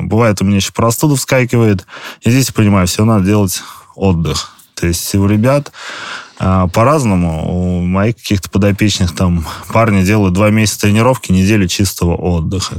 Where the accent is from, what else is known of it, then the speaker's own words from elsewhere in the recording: Leningrad Oblast, Russia; я из Ленобласти